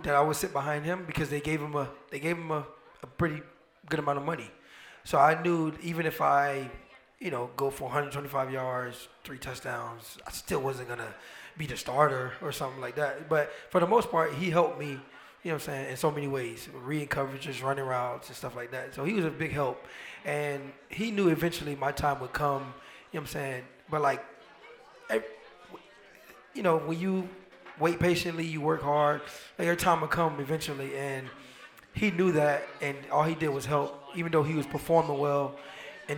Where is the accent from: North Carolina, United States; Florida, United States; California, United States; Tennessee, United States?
Florida, United States; Miami; I grew up in Miami, my grandma